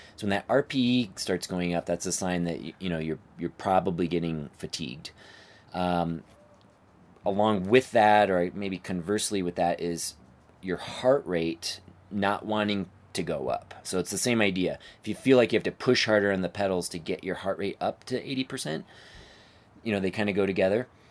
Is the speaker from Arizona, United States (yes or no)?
yes; outside of Phoenix, Arizona, United States; also born or lived in Flagstaff, Arizona; now in Denver, United States; I grew up outside of Phoenix, Arizona